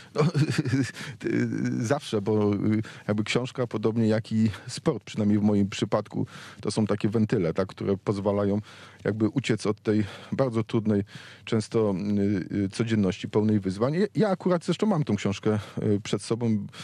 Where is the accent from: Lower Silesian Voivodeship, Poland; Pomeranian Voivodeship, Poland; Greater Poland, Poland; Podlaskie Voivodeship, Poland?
Lower Silesian Voivodeship, Poland; Wrocław; jestem wrocławianinem, to jestem także dolnoślązakiem